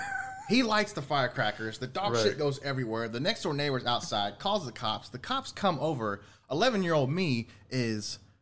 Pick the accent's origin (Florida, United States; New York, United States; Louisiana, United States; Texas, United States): Texas, United States; Deer Park; Man, coming up in Deer Park, it was very, very different than it is now.